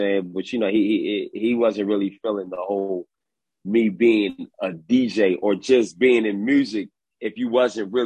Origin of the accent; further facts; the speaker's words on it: Philadelphia, Pennsylvania, United States; growing up in West Philadelphia